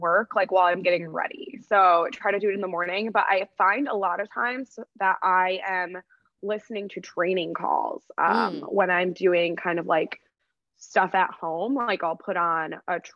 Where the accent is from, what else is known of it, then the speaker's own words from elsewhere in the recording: Syracuse, New York, United States; I'm from Syracuse, New York, and I went to school and I played Division I lacrosse at Wagner College